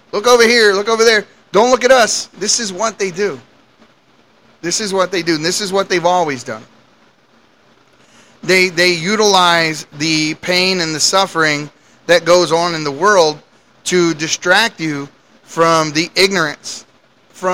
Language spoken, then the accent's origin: English; United States; As American citizens